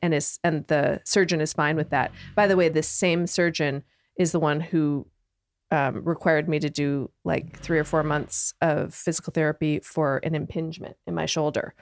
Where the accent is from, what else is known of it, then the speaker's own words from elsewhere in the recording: Canada; moved away as an adult; I'm from Canada